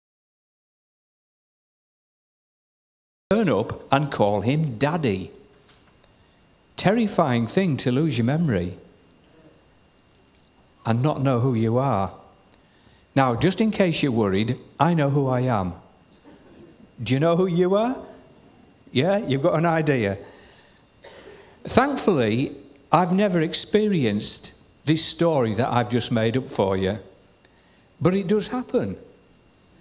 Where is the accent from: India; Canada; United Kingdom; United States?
United Kingdom; Shildon, North East England; I was born at 6 Strand Street, Shildon, County Durham